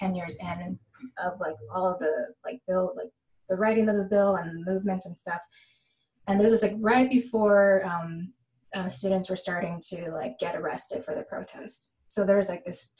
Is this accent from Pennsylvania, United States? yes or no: no; San Gabriel Valley, California, United States; I grew up in the San Gabriel Valley, which is 10 minutes east of Los Angeles